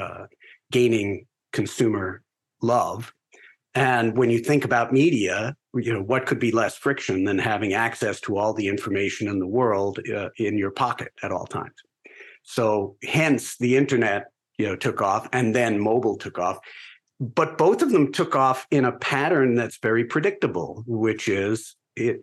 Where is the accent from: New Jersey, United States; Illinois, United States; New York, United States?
New York, United States; Garden City; also born or lived in California; Originally, I grew up on Long Island